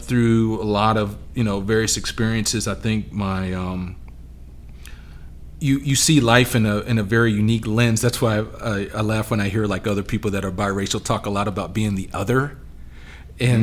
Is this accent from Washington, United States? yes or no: yes; Yakima, Washington, United States; also born or lived in South Carolina; now in Charlotte, United States; I'm originally from out in the Pacific Northwest.